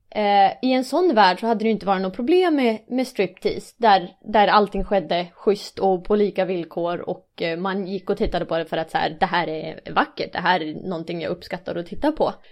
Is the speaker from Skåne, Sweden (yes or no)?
no; Umeå, Västerbotten County, Sweden; jag är ju från Umeå